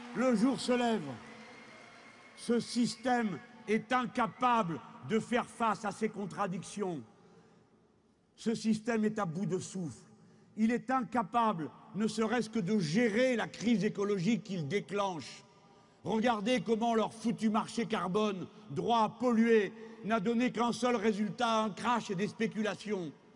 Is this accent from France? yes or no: yes; France; Chez nous en France, chez nous en France